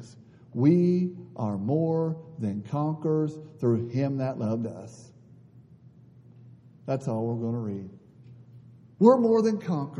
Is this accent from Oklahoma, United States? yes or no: no; Northeast Ohio, United States; also born or lived in Africa; I'm from Northeast Ohio